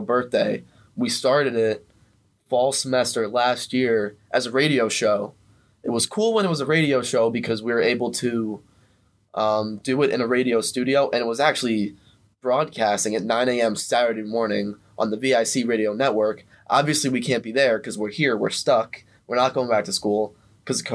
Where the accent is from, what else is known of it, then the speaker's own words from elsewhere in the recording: Philadelphia, Pennsylvania, United States; we're both from Philly.